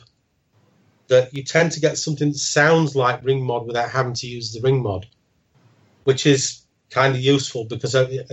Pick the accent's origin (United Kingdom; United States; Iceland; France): United Kingdom; Sheffield, Yorkshire and the Humber; now in Hull, United Kingdom; I now live in Hull, because I'm actually originally from Sheffield